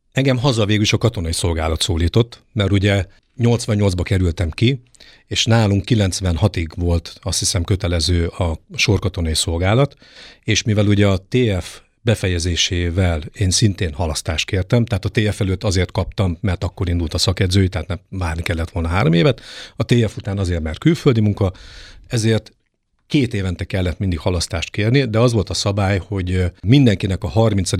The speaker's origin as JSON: {"language": "Hungarian", "town": "Debrecen", "region": "Hajdú-Bihar", "country": "Hungary", "tie": "born or raised there", "also_born_or_lived": "Germany / England", "moved": "yes", "lives_now": "Nyíregyháza, Hungary", "said": "kilenc éves koromban úgy gondolta a nagypapa, hogy az unokatestvéremet és engem levisz a vívóterembe Fülöp Gyuszi bácsihoz, ez Debrecenben volt"}